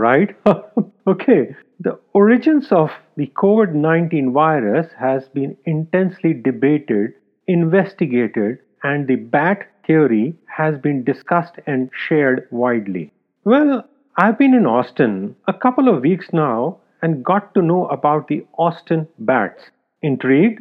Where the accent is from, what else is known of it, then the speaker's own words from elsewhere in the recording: India; Growing up in India